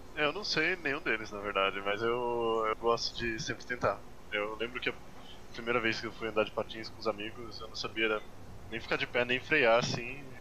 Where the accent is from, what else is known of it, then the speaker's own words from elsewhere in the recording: São Paulo, Brazil; now in São Bernardo do Campo, Brazil; Eu era de São Paulo, agora eu sou da BC